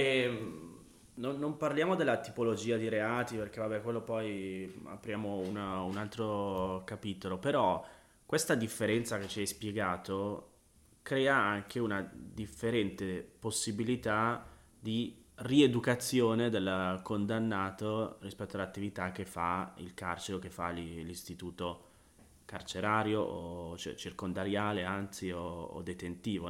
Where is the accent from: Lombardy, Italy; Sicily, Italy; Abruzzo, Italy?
Lombardy, Italy; Busto Arsizio; moved away; Sono tornato nella mia città natale, a Busto Arsizio